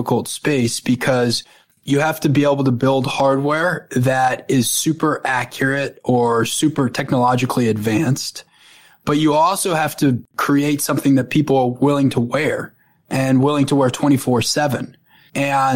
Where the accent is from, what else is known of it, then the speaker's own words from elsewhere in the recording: North Shore of Long Island, New York, United States; I grew up on the North Shore of Long Island.